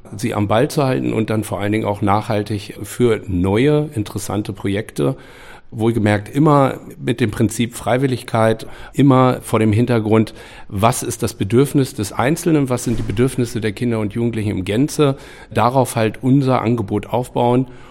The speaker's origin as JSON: {"language": "German", "town": "Hameln", "region": "Lower Saxony", "country": "Germany", "tie": "born or raised there", "said": "in meiner Stadt, wo ich groß geworden bin und wo ich jetzt aus einem anderen Blickwinkel heraus als Vater von drei Kindern, die hier in Hameln groß werden"}